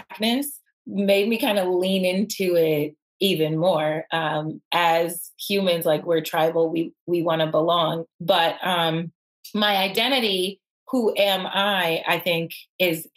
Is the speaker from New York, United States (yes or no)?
yes; Buffalo, New York, United States; I grew up in Buffalo